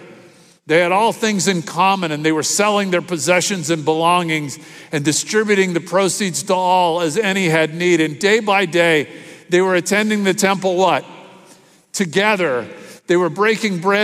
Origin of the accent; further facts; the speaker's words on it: Miami, Florida, United States; growing up in church, I can remember in the church I grew up in Miami